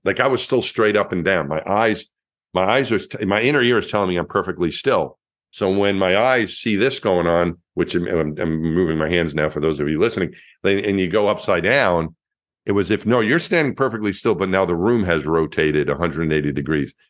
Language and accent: English; Franklin Square, New York, United States; moved away as an adult; also born or lived in Texas; I grew up in Franklin Square, Long Island, a neighborhood just outside of the New York City border in, in Long Island.